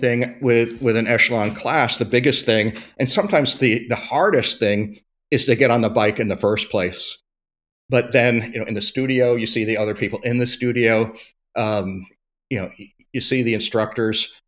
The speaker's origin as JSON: {"language": "English", "country": "United States", "said": "we're American"}